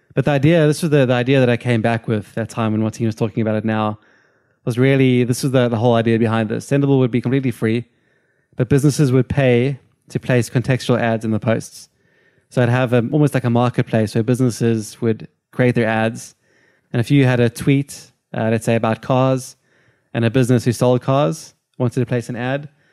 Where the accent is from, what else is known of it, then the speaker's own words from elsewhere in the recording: Cape Town, Western Cape, South Africa; moved away; I'm from Cape Town, South Africa